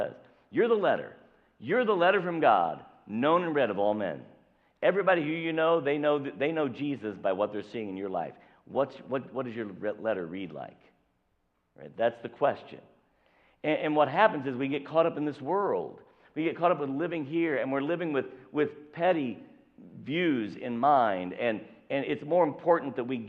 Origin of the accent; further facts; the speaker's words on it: southern Indiana, United States; I was born here. I was born in Indiana, so I'm a Hoosier. I was born in southern Indiana